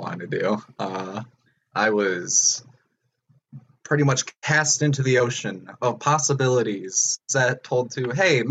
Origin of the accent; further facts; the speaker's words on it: Antioch, Illinois, United States; I'm from Antioch, Illinois.